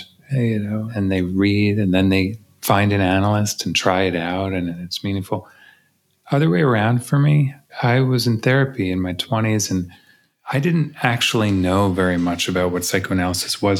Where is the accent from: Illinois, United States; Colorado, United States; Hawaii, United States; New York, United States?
New York, United States; now in Los Angeles, United States; I grew up in New York